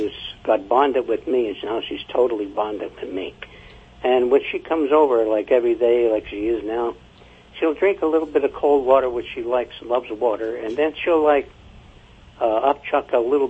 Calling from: Reading, Pennsylvania, United States; From Reading, Pennsylvania.

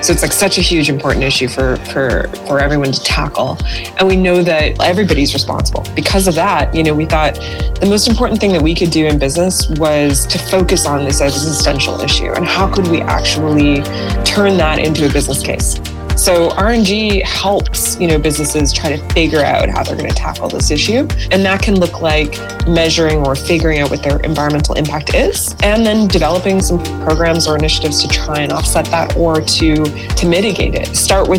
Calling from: East Coast, Canada; Hey, I am …, and I am joining you from the East Coast of Canada.

